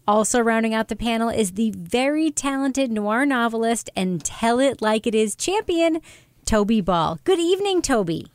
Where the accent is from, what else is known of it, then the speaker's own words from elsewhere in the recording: Long Island, New York, United States; I grew up on Long Island, New York